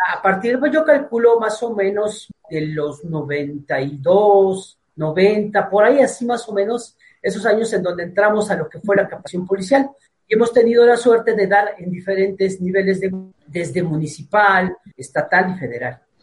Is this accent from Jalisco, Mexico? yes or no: no; Mexico City, Mexico; Soy de Tepito